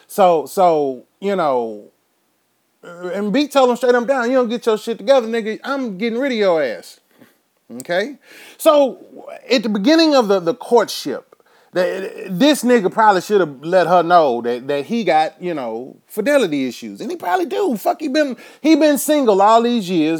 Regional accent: Houston, Texas, United States; I'm from Houston

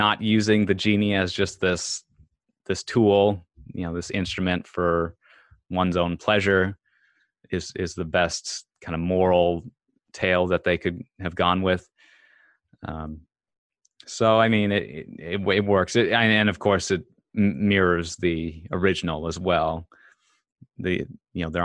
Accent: Bemidji, Minnesota, United States; now in Los Angeles, United States; That's where I moved to LA from, Bemidji, Minnesota. We actually grew up just outside of Bemidji, Jody

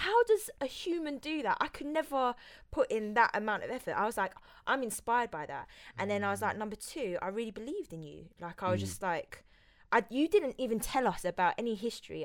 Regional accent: London, United Kingdom; I'm from Hackney, and me and Emma have had a rough upbringing

